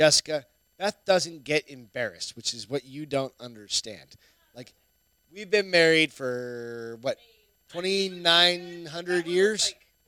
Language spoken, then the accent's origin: English; New Hampshire, United States; accent: New Hampshire; I'm from New Hampshire. It's taken me 25 years to get rid of my goddamn New Hampshire.